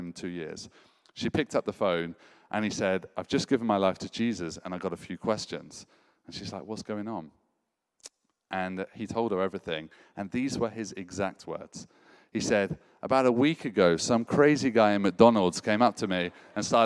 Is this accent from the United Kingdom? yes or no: yes; United Kingdom; as a Brit